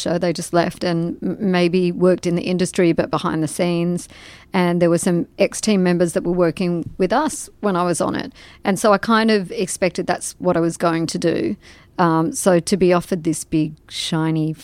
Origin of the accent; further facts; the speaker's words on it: Australia; moved away as an adult; also born or lived in London; I'm from Australia